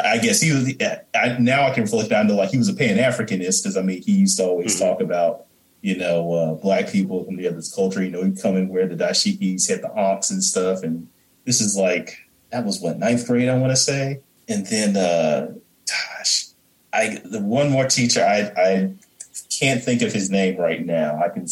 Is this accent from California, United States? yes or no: no; Fairburn, Georgia, United States; I grew up down here in Fairburn, Georgia.